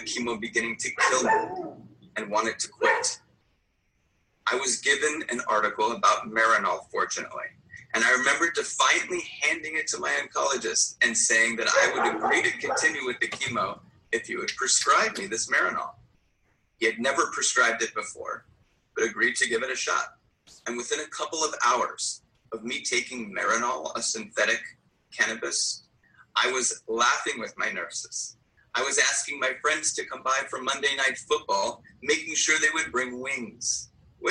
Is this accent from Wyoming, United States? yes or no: no; Los Angeles, California, United States; moved away as an adult; also born or lived in New York City; I'm originally from Los Angeles. In fact, I was gathering signatures for Prop 215 as a part-time job during my senior high school in 1995